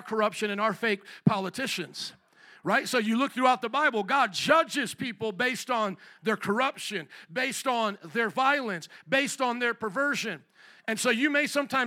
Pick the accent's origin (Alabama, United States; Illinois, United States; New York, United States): Illinois, United States; Chicago